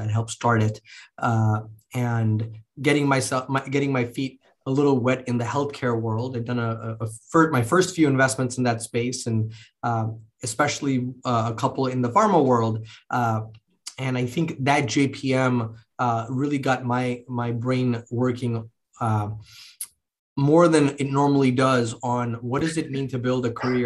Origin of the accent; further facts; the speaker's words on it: Mumbai, Maharashtra, India; moved away; I grew up in India, in Bombay, in. You know, the late 80s, early 90s.